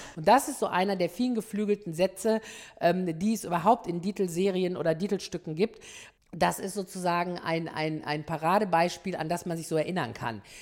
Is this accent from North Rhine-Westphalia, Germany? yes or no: yes; Ruhr area, North Rhine-Westphalia, Germany; ich komme aus dem Ruhrgebiet